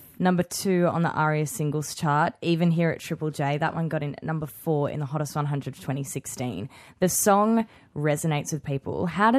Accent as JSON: {"language": "English", "town": "Wollongong", "region": "New South Wales", "country": "Australia", "said": "I'm from Wollongong. That's regional"}